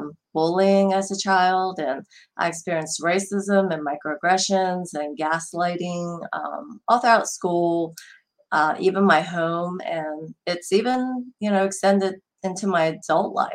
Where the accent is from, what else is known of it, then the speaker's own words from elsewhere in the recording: New Jersey, United States; also born or lived in South Korea; now in Atlanta, United States; I grew up in New Jersey, but I've lived more than half my life in Atlanta now